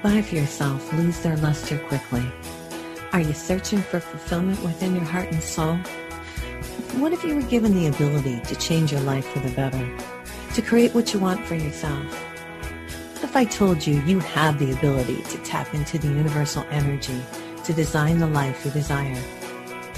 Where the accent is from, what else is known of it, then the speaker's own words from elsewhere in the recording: Michigan, United States; I'm from Michigan